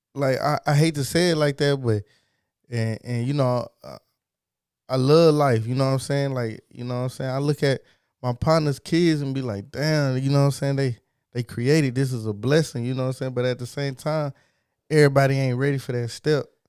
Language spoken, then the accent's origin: English; Texas, United States; I'm from Texas